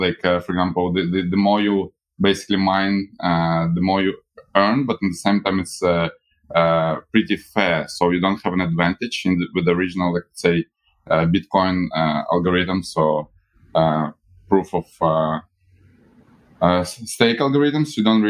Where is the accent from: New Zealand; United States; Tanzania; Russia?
Russia; now in Hong Kong; But I came from when I came from Russia, where we already have all this like mobile banking.